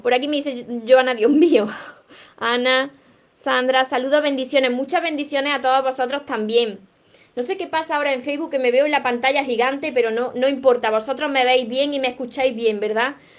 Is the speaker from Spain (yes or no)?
yes; Córdoba, Andalusia, Spain; accent: southern Spain, drops the S; also born or lived in Granada; soy cordobesa, soy del sur de España y me como muchas palabras hablando, me como la S